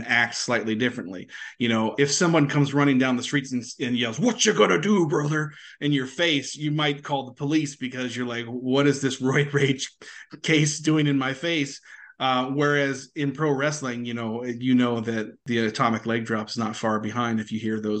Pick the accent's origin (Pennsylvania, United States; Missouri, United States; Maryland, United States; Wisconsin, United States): Maryland, United States; moved away; I'm from Maryland originally